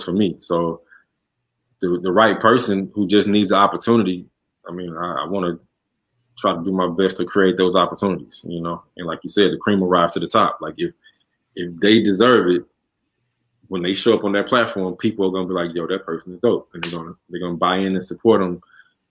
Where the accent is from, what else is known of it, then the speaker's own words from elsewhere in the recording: Houston, Texas, United States; I'm from the South Side